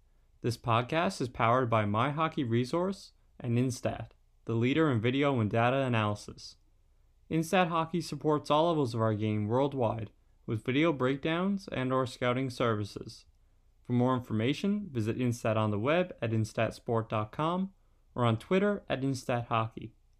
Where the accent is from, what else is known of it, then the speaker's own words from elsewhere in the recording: Newfoundland and Labrador, Canada; Growing up in Newfoundland, 6 months of the year, you're probably not able to go outside